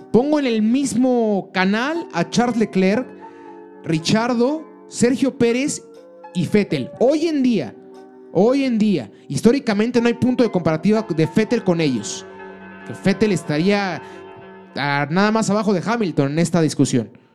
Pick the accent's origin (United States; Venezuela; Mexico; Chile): Mexico